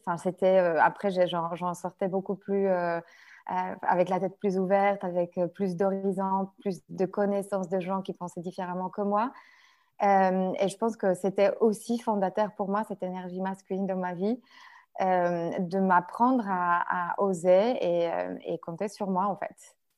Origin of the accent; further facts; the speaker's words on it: Poland; French is a second language; moved away as an adult; now in France; je suis une Polonaise, euh, enfin, une vraie. Ça veut dire que vraiment, je vécu jusqu'à mon âge presque adulte en Pologne.